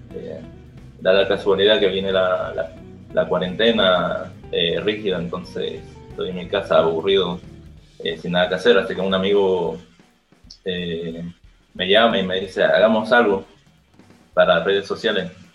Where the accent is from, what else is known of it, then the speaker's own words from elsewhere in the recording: Bolivia; somos de Bolivia